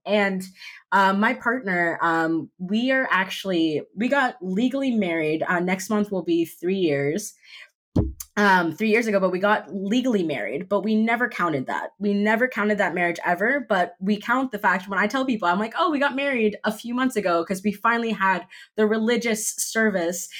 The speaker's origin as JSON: {"language": "English", "town": "Miami Beach", "region": "Florida", "country": "United States", "tie": "born or raised there", "said": "I was raised in Miami Beach"}